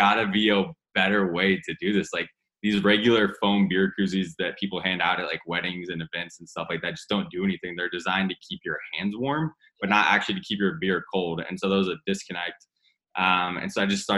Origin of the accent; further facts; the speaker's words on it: Whiteland, Indiana, United States; I grew up literally in a town called Whiteland, Indiana. It's 30 minutes south of Indianapolis